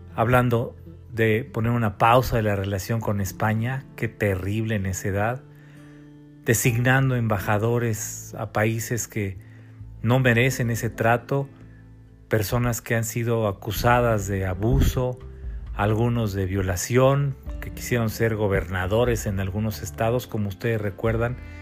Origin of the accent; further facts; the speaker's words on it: Mexico; todos los mexicanos